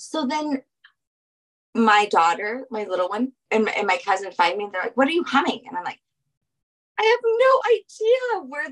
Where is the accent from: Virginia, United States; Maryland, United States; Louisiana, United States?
Louisiana, United States; New Orleans; I'm from New Orleans. I'm from Louisiana